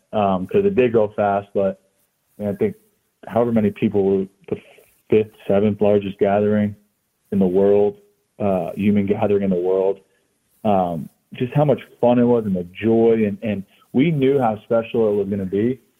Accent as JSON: {"language": "English", "region": "Florida", "country": "United States", "tie": "born or raised there", "said": "I mean, I grew up down here in Florida, but have a lot of strong, all my family is from New Jersey, right outside of the city."}